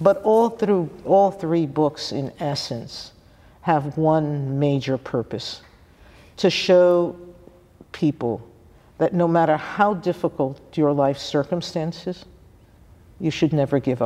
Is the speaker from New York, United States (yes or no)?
yes; New York City, New York, United States; I'm from the Bronx in New